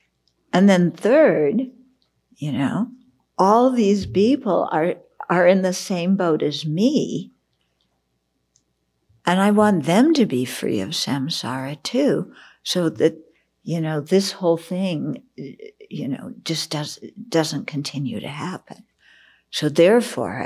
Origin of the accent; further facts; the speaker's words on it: outside of Los Angeles, California, United States; I grew up outside of Los Angeles, so, and went to college in the city.